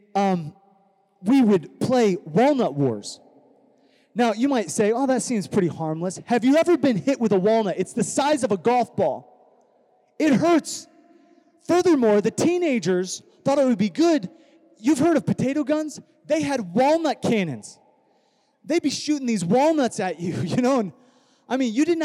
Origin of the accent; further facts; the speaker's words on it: Iowa, United States; now in California, United States; I grew up in Iowa without technology